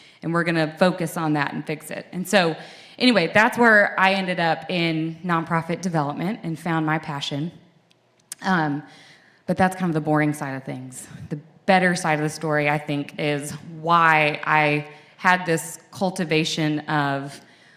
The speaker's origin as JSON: {"language": "English", "town": "Franklin", "region": "Tennessee", "country": "United States", "tie": "born or raised there", "said": "I grew up in Franklin, in the early 90s and early 2000s, when Franklin was the place to be. My dad, you know, they picked this community because they could commute to their Nashville job"}